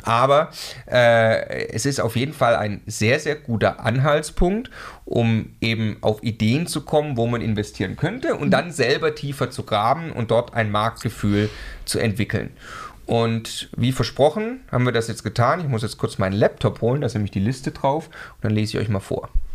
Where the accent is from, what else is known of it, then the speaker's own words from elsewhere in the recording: Stuttgart, Baden-Württemberg, Germany; now in Munich, Germany; Ich komme ursprünglich aus Stuttgart